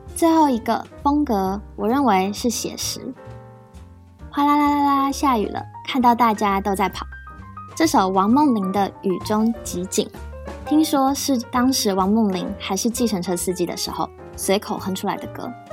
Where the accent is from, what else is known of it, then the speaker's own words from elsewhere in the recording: Yunlin County, Taiwan; 绿油油的稻田在我的家乡云林依然存在着